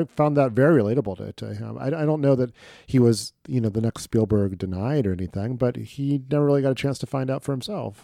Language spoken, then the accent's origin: English; Midwest, United States; as a Midwesterner